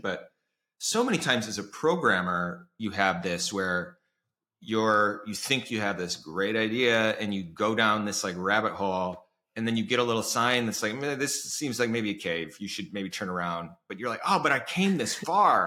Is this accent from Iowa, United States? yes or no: yes; Iowa, United States; moved away; I grew up in Iowa